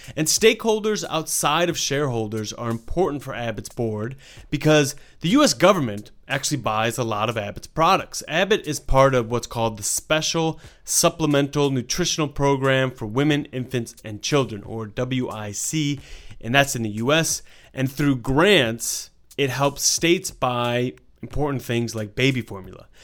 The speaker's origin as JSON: {"language": "English", "country": "Australia", "said": "I am Australian"}